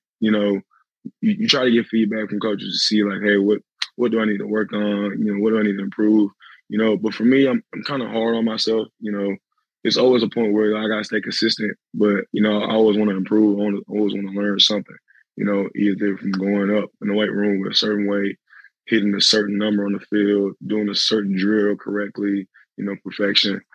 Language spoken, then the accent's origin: English; Arlington, Texas, United States; I'm from Arlington